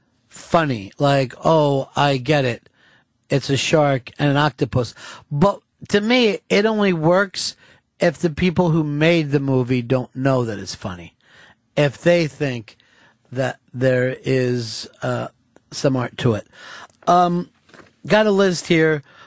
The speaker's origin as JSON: {"language": "English", "region": "New Jersey", "country": "United States", "tie": "born or raised there", "said": "Well, you know, I grew up in Jersey and I say it's America."}